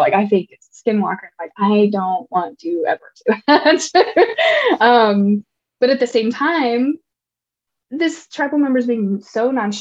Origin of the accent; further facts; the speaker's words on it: Kentuckiana, United States; now in West Coast, United States; I grew up in Kentuckiana and heard stories by campfire growing up